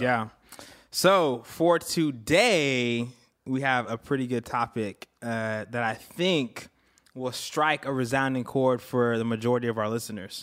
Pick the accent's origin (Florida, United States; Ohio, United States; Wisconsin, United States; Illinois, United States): Florida, United States; moved away; also born or lived in Antigua; I was born in Antigua, grew up in Florida.